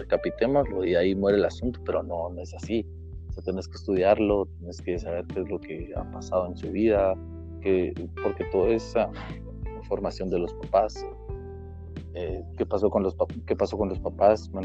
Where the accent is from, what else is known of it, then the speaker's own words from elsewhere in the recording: Guatemala; como guatemaltecos